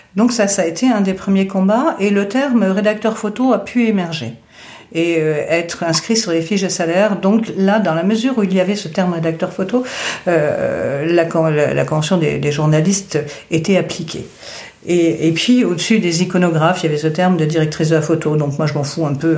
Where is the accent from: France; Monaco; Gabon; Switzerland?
France; Arles, Provence-Alpes-Côte d'Azur; also born or lived in Indian Ocean / Lorraine; je suis née dans l'océan Indien, j'ai grandi une partie de mon enfance en Lorraine et ensuite à Arles.